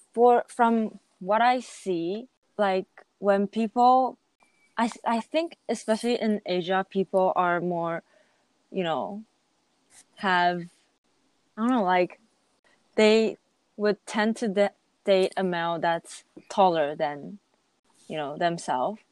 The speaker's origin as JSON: {"language": "English", "country": "Japan", "tie": "born or raised there", "also_born_or_lived": "Taiwan", "said": "i'm 100% taiwanese but i mostly spend my childhood or i can say that like i spend more than half of my lifetime living in japan"}